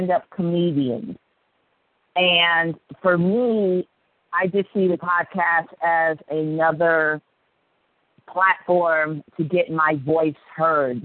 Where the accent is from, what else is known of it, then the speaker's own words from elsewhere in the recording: Akron, Ohio, United States; I grew up in the Midwest in the amazing metropolis of Akron, Ohio